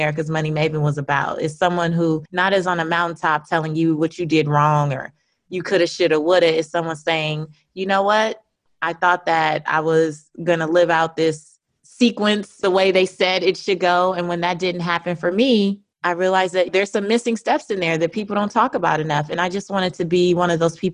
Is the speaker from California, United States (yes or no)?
yes; Los Angeles, California, United States; moved away; also born or lived in New Orleans / Atlanta, Georgia; I grew up in South Central Los Angeles in an area called Leimert Park.